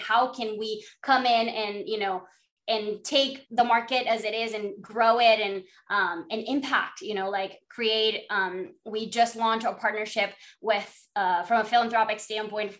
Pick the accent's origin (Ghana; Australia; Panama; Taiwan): Panama; moved away as an adult; also born or lived in Florida, United States; I'm from Panama